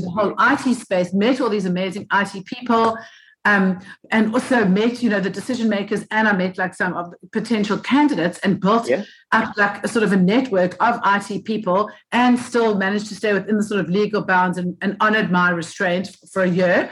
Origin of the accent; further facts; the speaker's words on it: Cape Town, Western Cape, South Africa; also born or lived in United Kingdom; I was uh, born and bred Cape Town, South Africa